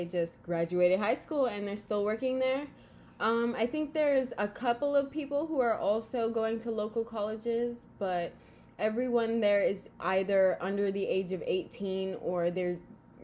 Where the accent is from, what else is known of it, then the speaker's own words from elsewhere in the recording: Florida, United States; I'm 19 from Florida